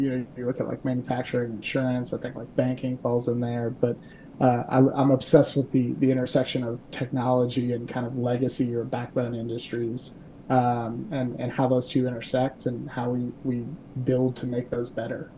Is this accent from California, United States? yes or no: no; Kentucky, United States; also born or lived in Dayton, Ohio; I'm born and raised in Kentucky.